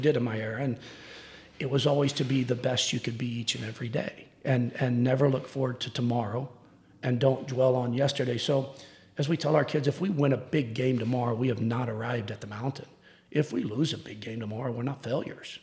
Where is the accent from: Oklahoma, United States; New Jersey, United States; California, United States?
Oklahoma, United States; Tulsa; also born or lived in Chickasha, Oklahoma; grew up in Tulsa and played at Union